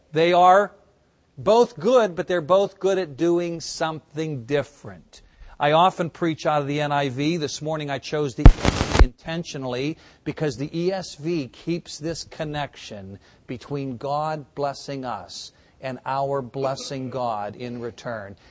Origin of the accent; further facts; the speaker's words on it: United States; As American Christians